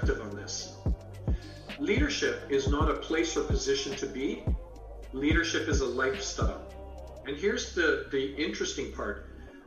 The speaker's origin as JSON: {"language": "English", "country": "Canada", "tie": "born or raised there", "also_born_or_lived": "England", "said": "I was born in England, raised in Canada"}